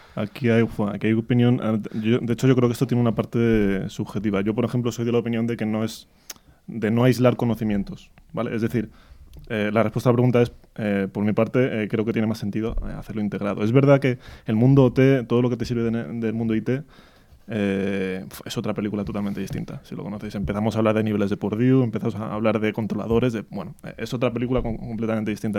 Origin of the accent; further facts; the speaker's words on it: Madrid, Community of Madrid, Spain; yo soy madrileño, muy madrileño